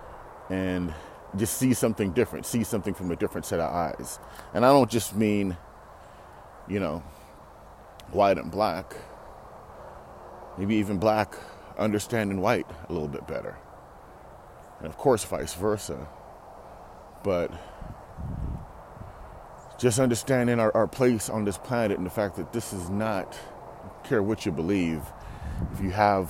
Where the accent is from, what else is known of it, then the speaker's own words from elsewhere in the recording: Toronto, Ontario, Canada; as a kid, growing up in Toronto